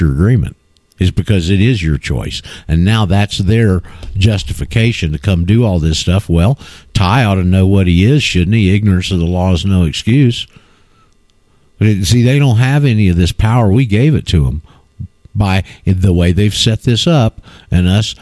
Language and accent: English; Panama City, Florida, United States; I'm from Panama City